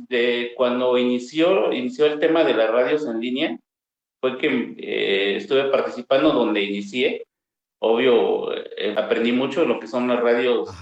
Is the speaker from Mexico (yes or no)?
yes; Mixteca, Oaxaca, Mexico; also born or lived in Sierra Sur, Oaxaca; yo soy originario de la Mixteca oaxaqueña